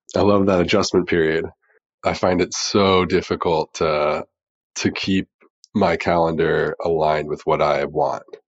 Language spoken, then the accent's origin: English; Dayton, Ohio, United States; growing up in Dayton, Ohio, and football is just king there